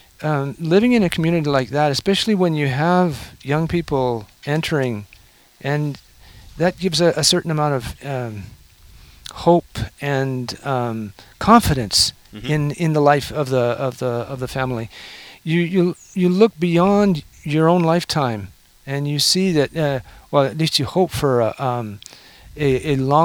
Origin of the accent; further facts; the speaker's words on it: Canada; now in Oklahoma, United States; I'm a Canadian